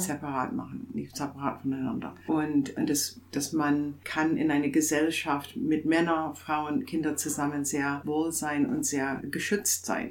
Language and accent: German; Canada; German is a second language; moved away as an adult; also born or lived in Toronto / England; now in Chemnitz, Germany; ich bin Kanadierin